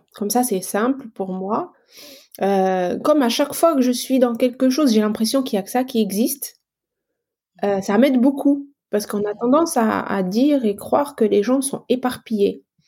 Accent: Algeria; moved away as an adult; now in France; je suis arrivée en France en 2006. J'ai quitté mon pays natal qui est l'Algérie.

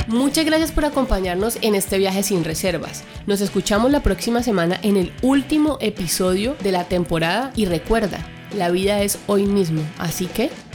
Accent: Colombia

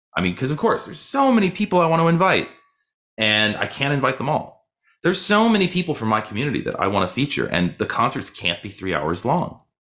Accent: Boston, Massachusetts, United States; also born or lived in Michigan / New York; now in Louisville, United States; I grew up in Boston.

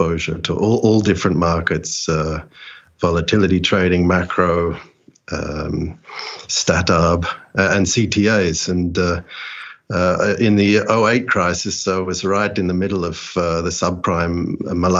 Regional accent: Australia; moved away as an adult; also born or lived in London; I'm Australian born, grew up in the 70s and 80s in that part of the world, and then moved to London in 1998

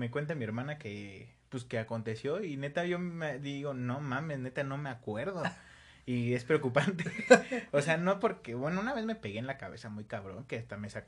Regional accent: Los Reyes La Paz, State of Mexico, Mexico; Orgullosamente de. De los Reyes La Paz. Estado de México.

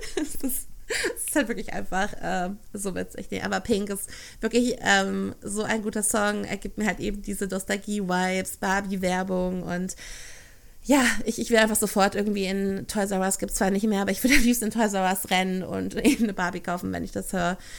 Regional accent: Ruhr area, North Rhine-Westphalia, Germany; ich komme aus NRW

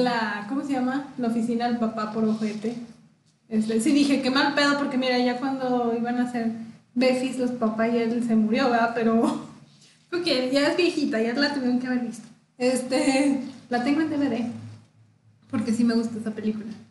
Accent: Mexico

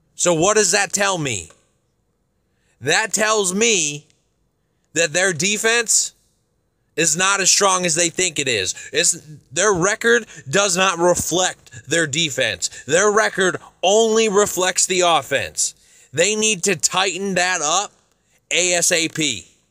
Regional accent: Chicago, Illinois, United States; I'm from Chicago

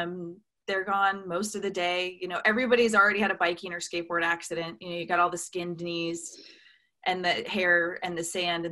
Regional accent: Newport Beach, California, United States; Yeah, I grew up in Newport Beach, California

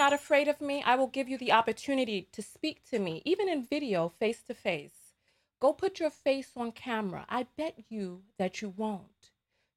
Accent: New York City, New York, United States; I'm from the Bronx

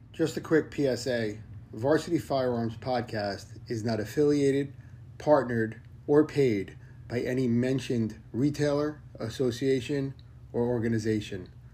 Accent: New Jersey, United States; I'm from New Jersey

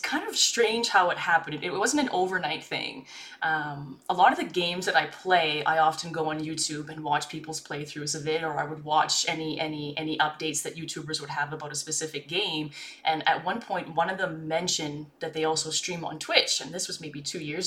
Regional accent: Canada; I'm a Canadian streamer.

